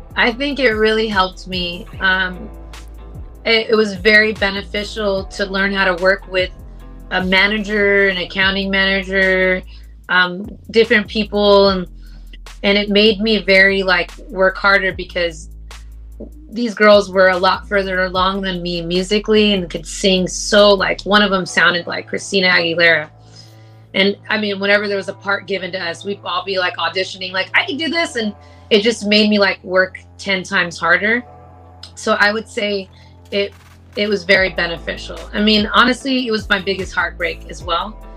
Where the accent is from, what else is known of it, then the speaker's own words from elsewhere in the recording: Los Angeles, California, United States; people from